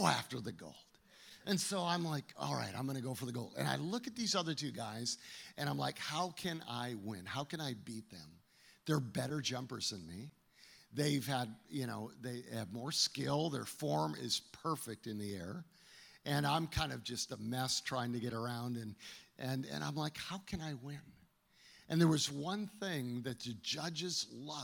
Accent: Calgary, Alberta, Canada; now in United States; growing up in Canada, I was in Calgary

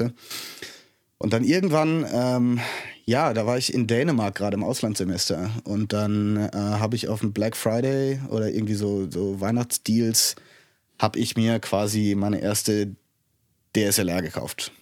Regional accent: Kastellaun, Rhineland-Palatinate, Germany; moved away as an adult; also born or lived in Innsbruck, Austria / Canada; Ich bin hier im Hunsrück aufgewachsen

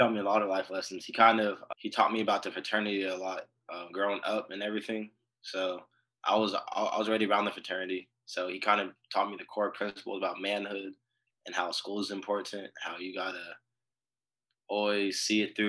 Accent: Long Beach, California, United States; moved away as an adult; now in San Marcos, United States; I was born and raised in Long Beach, California

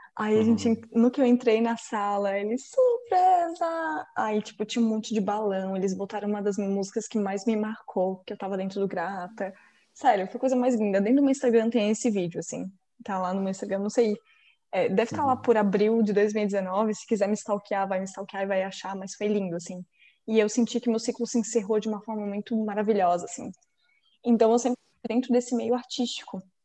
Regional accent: Florianópolis, Santa Catarina, Brazil; also born or lived in Joaçaba, Santa Catarina; Eu nasci em Joaçaba, que é uma cidade em Santa Catarina, que fica mais. é meio oeste, assim, de Santa Catarina. E daí eu vim para Floripa com, na verdade, 40 dias de vida

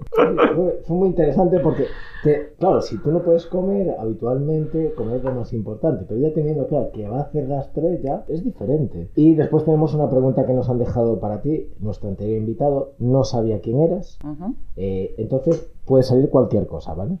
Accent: Ourense, Galicia, Spain; moved away; yo soy de Urense y no voy mucho a Urense

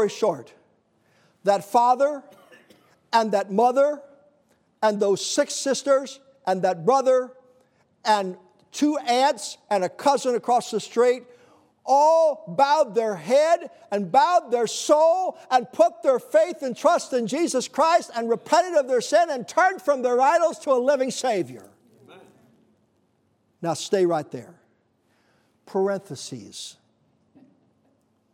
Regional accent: United States; I said, America, USA

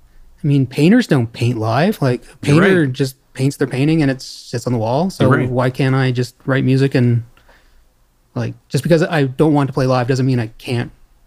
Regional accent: Sussex, New Brunswick, Canada; also born or lived in Montreal; now in Saint John, Canada; Yeah, well, so I moved back to Sussex after Montreal.

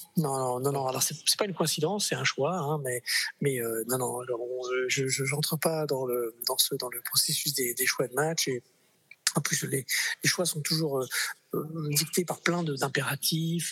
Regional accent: Clermont-Ferrand, Auvergne-Rhône-Alpes, France; moved away as an adult; also born or lived in Paris; mais je suis clermontois de cœur. J'y ai fait mes études. Je suis arrivé à l'âge de, de, 12 ans. J'en suis parti à 23

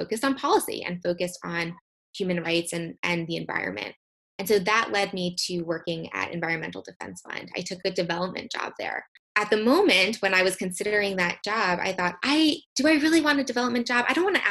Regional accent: United States; also born or lived in Copenhagen, Denmark

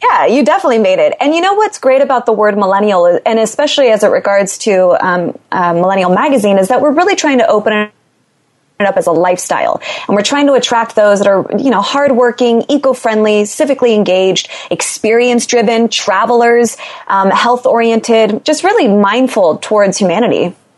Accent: Los Angeles, California, United States; I'm from Los Angeles, born and raised

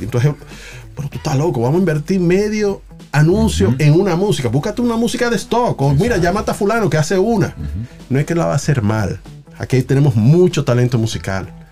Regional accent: Dominican Republic; no me veían como dominicano

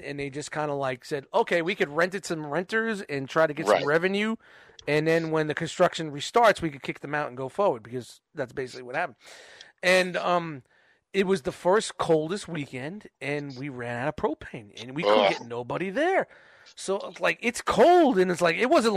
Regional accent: New York City, New York, United States; moved away as an adult; I was 21 from Brooklyn

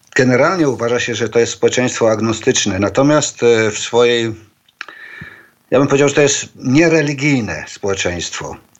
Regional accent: Poland; moved away as an adult; now in Shanghai, China; wychowałem się, wyrosłem w takiej tradycji właśnie polskiej nekropolii

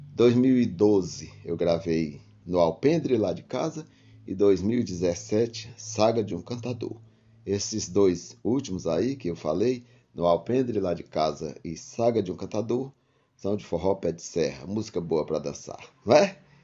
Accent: Nova Russas, Ceará, Brazil; now in Fortaleza, Brazil; Eu sou de Nova Russas, a 310 quilômetros da capital, Fortaleza, e atualmente eu moro aqui na capital

